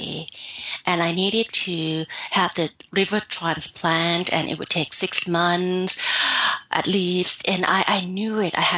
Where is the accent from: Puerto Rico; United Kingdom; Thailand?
Thailand; moved away; I'm from Thailand